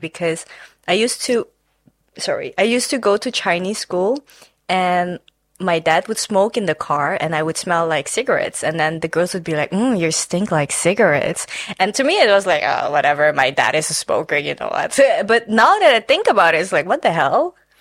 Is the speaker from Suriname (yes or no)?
yes; Suriname; now in Netherlands; I am not from China. I am from Suriname. I grew up there and I moved here four years ago.